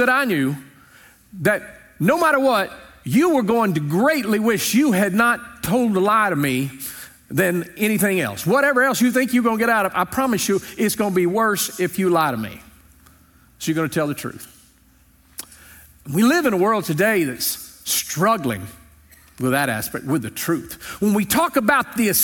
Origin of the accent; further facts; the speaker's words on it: Louisiana, United States; When I was growing up in Louisiana, amen. I grew up on a small farm